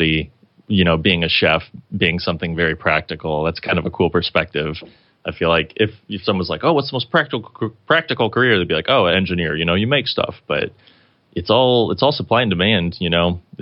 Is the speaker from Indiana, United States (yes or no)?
yes; Kirklin, Indiana, United States; his and my hometown, Kirkland, Indiana